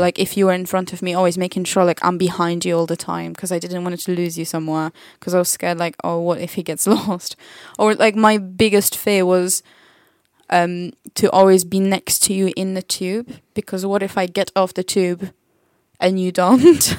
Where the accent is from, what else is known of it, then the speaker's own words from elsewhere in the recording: Poland; English is a second language; now in England; the English I learned in school, it was the Polish English